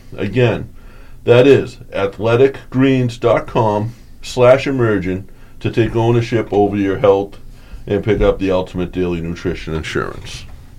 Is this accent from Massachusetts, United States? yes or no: yes; South Boston, Massachusetts, United States; Me and Joe grew up in a town. We grew up in South Boston, Massachusetts.